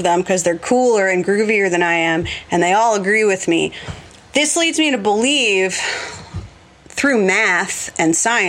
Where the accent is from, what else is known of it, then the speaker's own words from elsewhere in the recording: New Jersey, United States; I'm an Irish Italian Catholic girl from Jersey